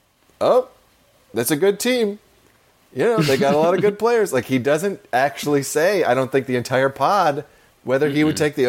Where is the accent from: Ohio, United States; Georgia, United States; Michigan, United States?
Ohio, United States; Cleveland; I'm from Cleveland.